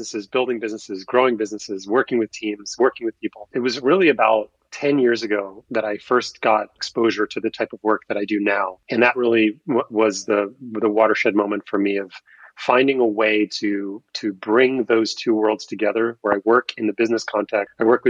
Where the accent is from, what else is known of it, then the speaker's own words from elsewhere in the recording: New York, United States; I grew up in New York in a very sort of New York-centric environment in childhood